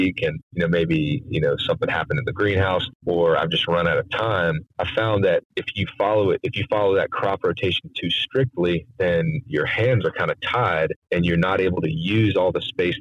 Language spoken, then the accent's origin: English; Wilmington, North Carolina, United States; I grew up here in Wilmington and it's coastal southeast North Carolina